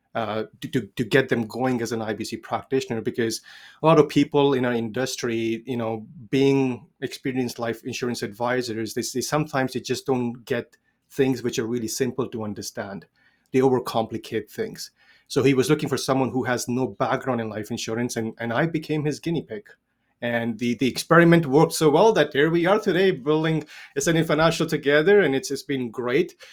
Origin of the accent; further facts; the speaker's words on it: India; I was age thirteen, grew up in India, born and raised in India.